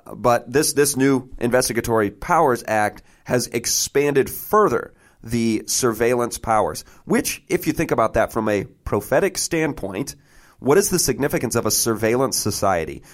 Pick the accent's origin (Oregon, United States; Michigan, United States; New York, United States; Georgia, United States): Michigan, United States; I'm a guy from Michigan